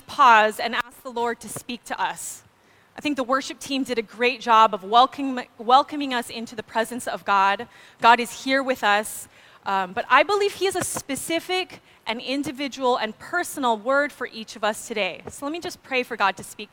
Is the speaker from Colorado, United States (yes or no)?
no; Maui, Hawaii, United States; I grew up on Maui